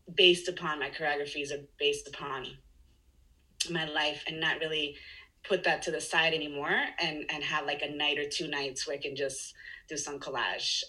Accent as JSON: {"language": "English", "country": "Chile", "tie": "born or raised there", "second_language": "English", "moved": "yes", "said": "I grew up in Chile, yeah. so I speak Spanish and English."}